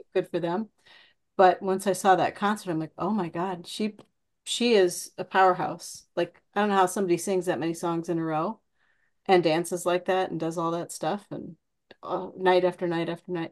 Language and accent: English; Iowa, United States; I'm from Iowa